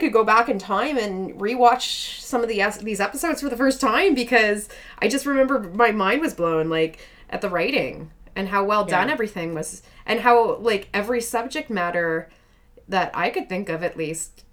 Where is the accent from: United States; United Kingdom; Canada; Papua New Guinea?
Canada; Welland, Ontario; I grew up in Welland.